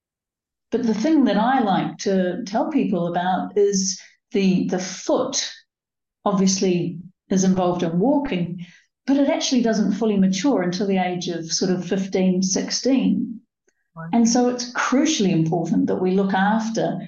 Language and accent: English; New Zealand; moved away as an adult; now in United Kingdom; I was born in New Zealand and grew up, I think, fairly much barefoot